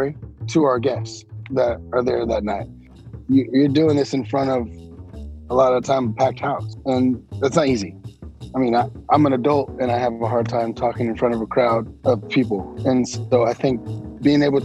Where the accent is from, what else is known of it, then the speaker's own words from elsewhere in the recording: San Francisco, California, United States; I grew up in San Francisco, so I was born and raised there